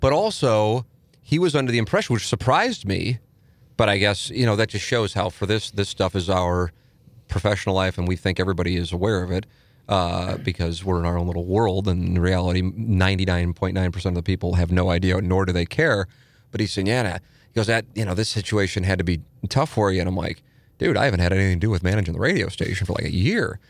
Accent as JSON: {"language": "English", "town": "St. Louis", "region": "Missouri", "country": "United States", "tie": "born or raised there", "moved": "yes", "said": "my hometown"}